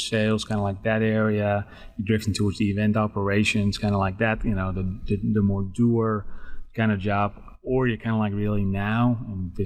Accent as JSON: {"language": "English", "country": "Netherlands", "tie": "born or raised there", "second_language": "English", "moved": "as an adult", "lives_now": "Dallas-Fort Worth, United States", "said": "I was born and raised in the Netherlands. I came to the States when I was 25."}